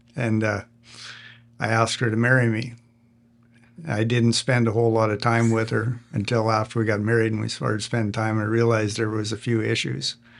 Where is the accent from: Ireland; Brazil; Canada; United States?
Canada; I'm a Canadian